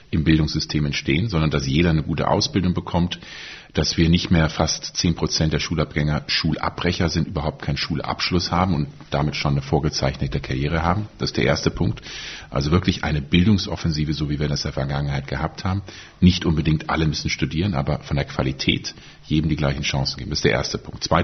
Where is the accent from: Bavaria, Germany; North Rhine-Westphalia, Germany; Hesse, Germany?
North Rhine-Westphalia, Germany; Ich komme auch aus Nordrhein-Westfalen, daher heißt es so.